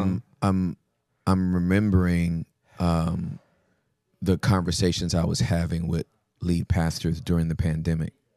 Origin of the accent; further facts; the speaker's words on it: United States; we're American.